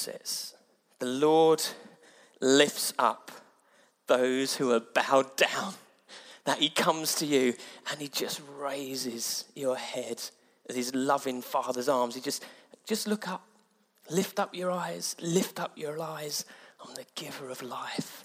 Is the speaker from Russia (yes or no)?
no; Mid-Sussex, South East England, United Kingdom; moved away; I come from Mid-Sussex where it's all rural